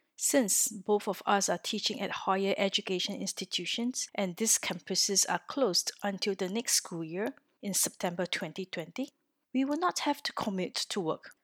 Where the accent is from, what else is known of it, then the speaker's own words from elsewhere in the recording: Singapore; moved away as an adult; now in Orsay, France; I am originally from Singapore, a little country in Southeast Asia, and have been living in France for four years